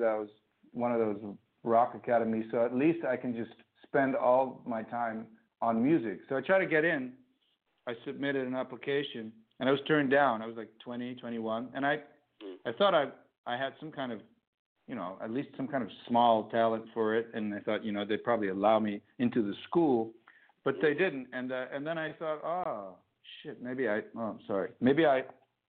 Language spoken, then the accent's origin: English; Groningen, Netherlands; now in Amsterdam, Netherlands; I'm from this city in the north of Holland called Groningen